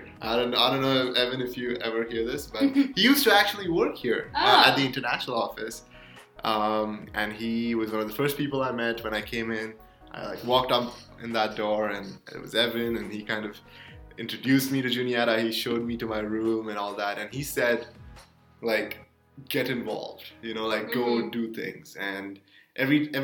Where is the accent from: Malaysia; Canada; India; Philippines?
India; moved away as an adult; now in United States; I'm from India. I came in here in 2018.